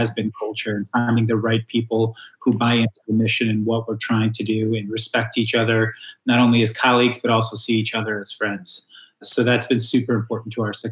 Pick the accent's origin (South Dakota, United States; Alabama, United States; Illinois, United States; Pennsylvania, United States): Illinois, United States; Chicago; always a pleasure to chat with a fellow Chicagoan